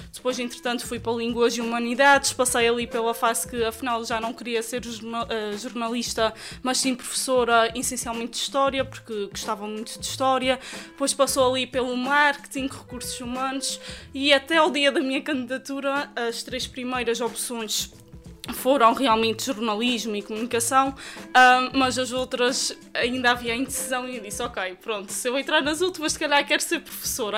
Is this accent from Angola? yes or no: no; Praia da Vitória, Azores, Portugal; nasci no Conselho da Praia da Vitória, mais concretamente na freguesia da Vila Nova, ali a terra do Espírito Santo, como se costuma dizer, e por isso mesmo acho que sempre fui muito influenciada pelas tradições da terra.